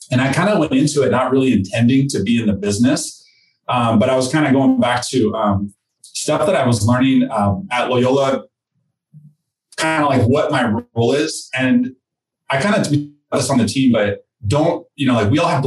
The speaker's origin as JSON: {"language": "English", "country": "Mexico", "tie": "born there", "first_language": "Spanish", "second_language": "English", "said": "I'm a Mexican citizen. I was born in Mexico. People say you don't sound it."}